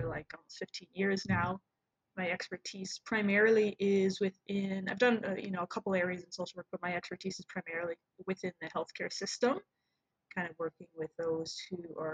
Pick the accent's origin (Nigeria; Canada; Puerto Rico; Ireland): Canada; Toronto, Ontario; Born and raised in Toronto, Canada. Proud Canadian